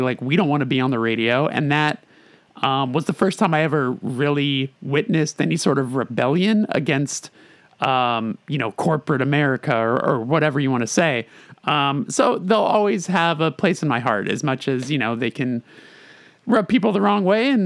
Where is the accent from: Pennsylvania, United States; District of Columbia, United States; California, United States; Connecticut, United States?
California, United States; Southern; I'm from Southern California